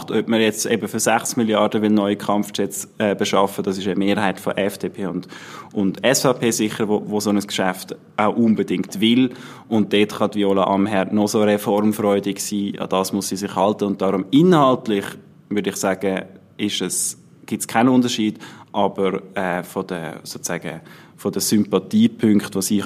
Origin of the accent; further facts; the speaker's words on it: Schattenhalb, Bern, Switzerland; dort, wo wir aufgewachsen sind in der Gemeinde, wo ich aufgewachsen bin in der Gemeinde Schattenhalb.